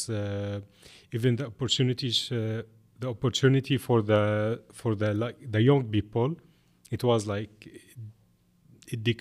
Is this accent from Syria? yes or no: yes; Syria; English is a second language; moved away as an adult; also born or lived in Lebanon; now in Montreal, Canada; I'm from Syria. I've been living here in Montreal uh, for uh, four years. Yeah, exactly four years. Uh, I came in 2017.